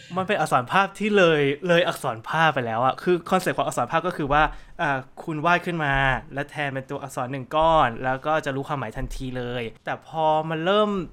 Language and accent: Thai; Thailand; คนไทยจะได้เปรียบได้เปรียบพอสมควรเลยเพราะว่าเราถูกสอนภาษาอังกฤษมา